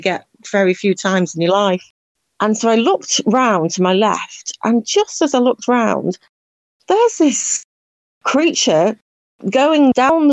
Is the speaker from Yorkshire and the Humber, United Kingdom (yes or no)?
no; Cheshire, North West England, United Kingdom; moved away as an adult; also born or lived in Republic of Ireland; now in Ireland; I'm actually from Cheshire in the northwest of England, and I moved here about 10 years ago